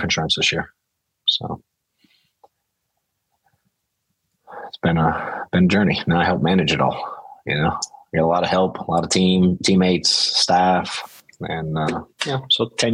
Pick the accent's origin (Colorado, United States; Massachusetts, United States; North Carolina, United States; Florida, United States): Massachusetts, United States; Boston; now in Atlanta, United States; I'm from Boston originally